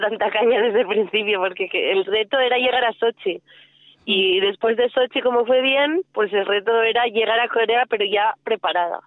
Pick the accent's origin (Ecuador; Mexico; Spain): Spain; Barcelona, Catalonia; yo soy de Barcelona